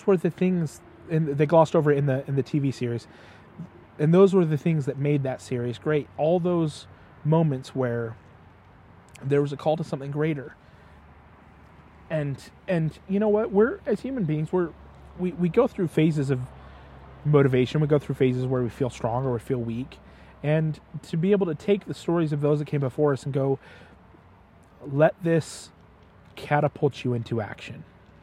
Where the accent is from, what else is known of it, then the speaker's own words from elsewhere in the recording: United States; as an American